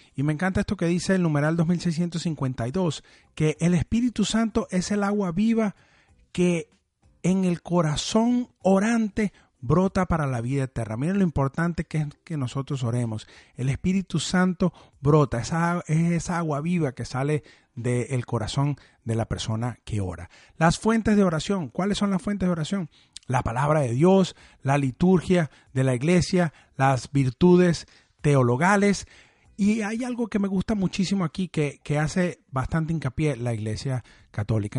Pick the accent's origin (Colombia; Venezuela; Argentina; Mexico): Venezuela; yo que soy de Venezuela